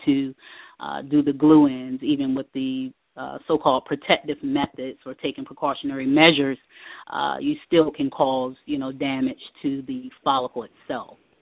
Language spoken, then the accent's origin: English; Norfolk, Virginia, United States; now in Virginia Beach, United States; I am originally from Norfolk, Virginia.